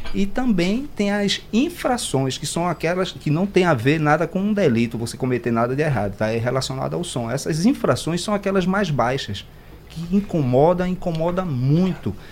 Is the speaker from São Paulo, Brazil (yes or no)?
no; Recife, Pernambuco, Brazil; eu sou nordestino, sou de Recife